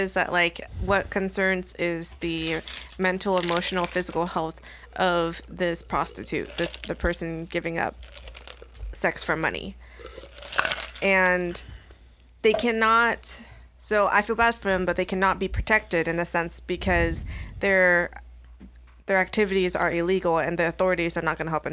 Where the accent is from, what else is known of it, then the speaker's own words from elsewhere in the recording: Sacramento, California, United States; also born or lived in Elk Grove, California / Chico, California; now in Sacramento, United States; I moved from Meadowview to Elk Grove